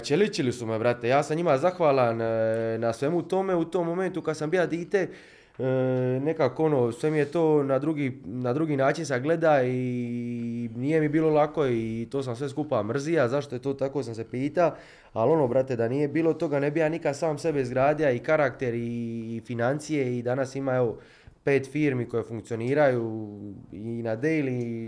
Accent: Split, Split-Dalmatia County, Croatia; mi smo iz Splita

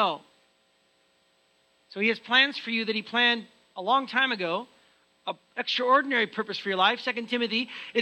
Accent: United States; now in Canada; I'm American

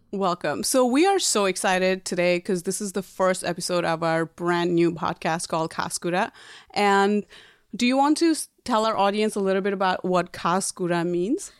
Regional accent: Nepal; now in New York, United States; I was born and raised in Nepal, and I came to America about twelve years ago.

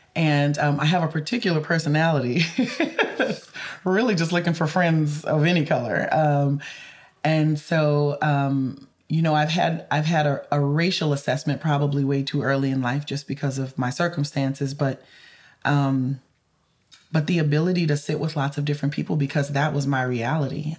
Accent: the South, United States; growing up in the South. Um, you know, I I grew up in a completely connected Creole community

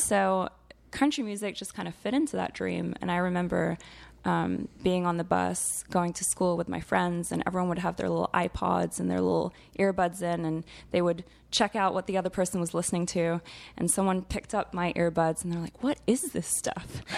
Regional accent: Geneva, Switzerland; moved away as an adult; now in Texas, United States; growing up in Switzerland

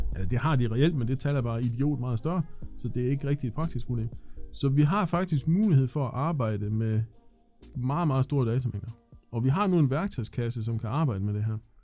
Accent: Thisted, North Denmark Region, Denmark; Jeg er født i Thisted

